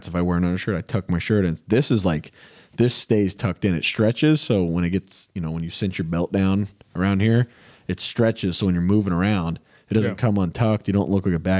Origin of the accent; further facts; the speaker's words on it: England, United Kingdom; I'm English